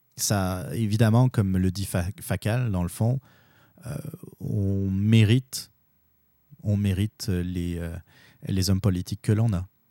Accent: Quebec, Canada; nous, notre identité, en tant que Québécois

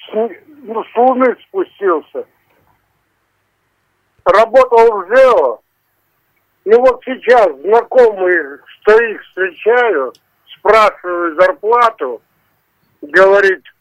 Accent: Rostov-on-Don, Rostov Oblast, Russia; Мы из Ростова-на-Дону ездим более 15 лет на курорты Ставропольского края.

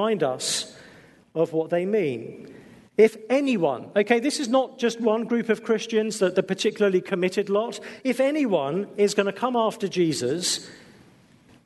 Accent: England, United Kingdom; being English

